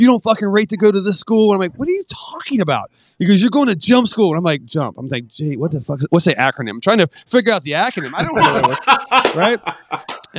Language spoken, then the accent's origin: English; West Virginia, United States; I'm from West Virginia